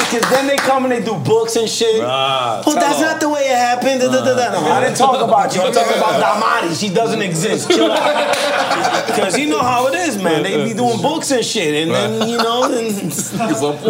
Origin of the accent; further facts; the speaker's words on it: San Juan, Puerto Rico; moved away; also born or lived in Cataño, Puerto Rico / Colombia; I was raised in Barrio Obrero, where … from. Mm. Santurce, the real hood